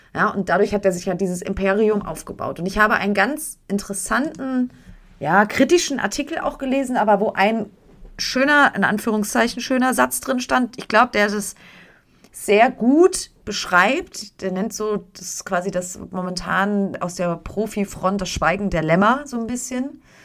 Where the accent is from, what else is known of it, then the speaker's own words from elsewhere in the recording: Germany; bei uns in Deutschland